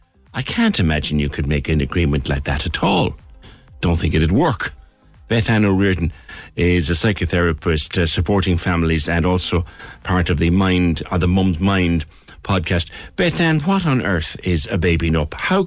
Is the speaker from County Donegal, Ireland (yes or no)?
no; Carrigaline, County Cork, Ireland; I'm from Carrigaline. It's one of the worst areas. The schools were built in the centre of town.